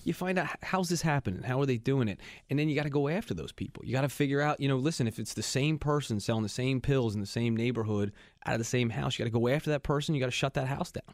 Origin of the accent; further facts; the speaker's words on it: Philadelphia, Pennsylvania, United States; I was born and raised here in Philadelphia